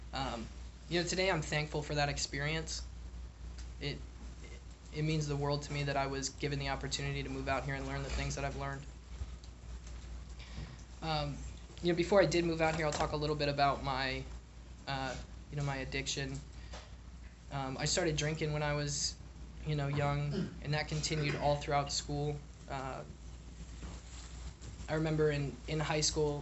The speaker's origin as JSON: {"language": "English", "town": "Richmond", "region": "Virginia", "country": "United States", "tie": "born or raised there", "also_born_or_lived": "Buffalo, New York", "said": "I grew up in Richmond, Virginia. I was born in Buffalo, New York. I moved down there when I was two"}